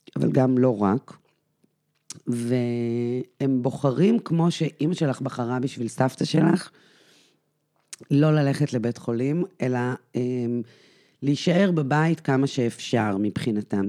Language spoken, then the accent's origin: Hebrew; Israel; אני גדלתי בקיבוץ